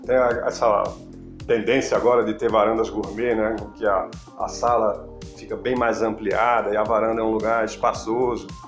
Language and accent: Portuguese; Recife, Pernambuco, Brazil; moved away as an adult; also born or lived in Brasília; now in São Paulo, Brazil; eu sou pernambucano e de Recife